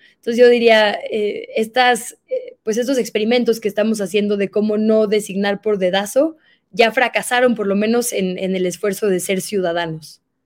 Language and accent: Spanish; Monterrey, Nuevo León, Mexico; yo soy de Monterrey